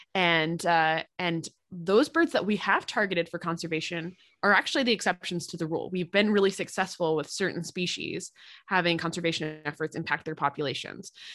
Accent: East Coast, United States; now in Midwest, United States; I'm from the East Coast

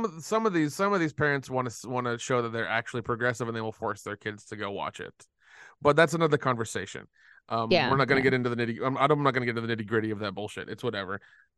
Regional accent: Tennessee, United States; Yeah. I'm from Tennessee, unfortunately.

